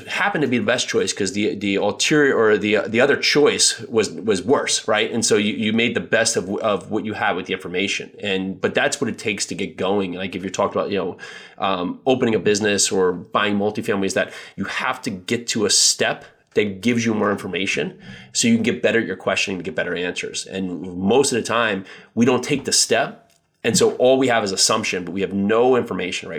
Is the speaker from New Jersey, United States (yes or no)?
yes; New Jersey, United States; I grew up in New Jersey